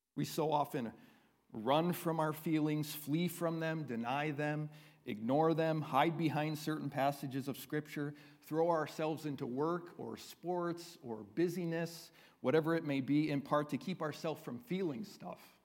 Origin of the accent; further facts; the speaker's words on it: United States; we as American Christians